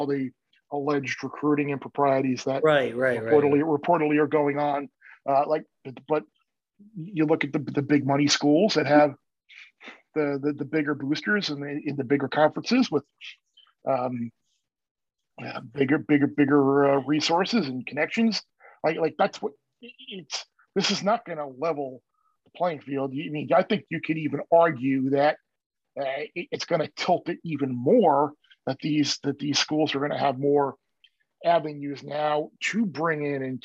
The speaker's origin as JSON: {"language": "English", "area": "Long Island", "region": "New York", "country": "United States", "tie": "born or raised there", "said": "I grew up on Long Island"}